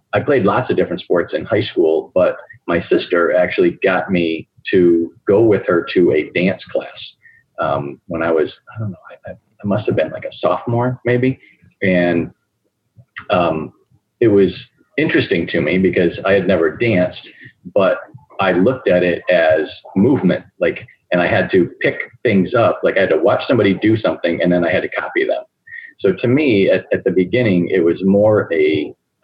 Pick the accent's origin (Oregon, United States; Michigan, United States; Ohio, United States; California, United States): Michigan, United States; Okemos; also born or lived in Wixom, Michigan; I'm actually from Michigan, but from another city in Michigan, Okemos, Michigan, which is right by Michigan State University